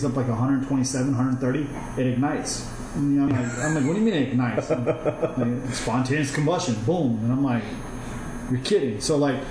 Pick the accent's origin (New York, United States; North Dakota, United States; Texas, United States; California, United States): North Dakota, United States; Fargo; first language Kurdish; also born or lived in Iranian Kurdistan / Germany; My first childhood memories, like the first thing I really remember of anything, is Fargo, North Dakota